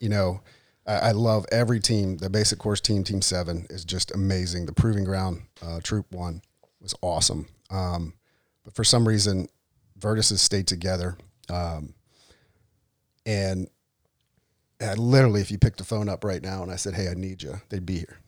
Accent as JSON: {"language": "English", "region": "Delaware", "country": "United States", "said": "from Delaware, from the flatlands, as I'm known"}